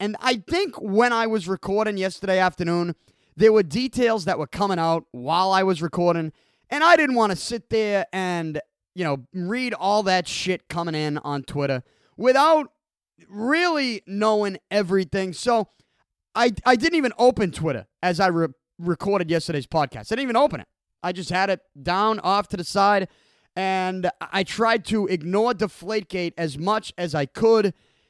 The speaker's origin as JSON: {"language": "English", "town": "Boston", "region": "Massachusetts", "country": "United States", "said": "I'm from Boston."}